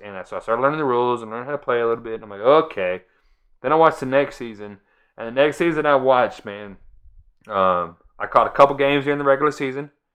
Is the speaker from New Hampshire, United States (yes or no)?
no; Florida, United States; I'm from Florida.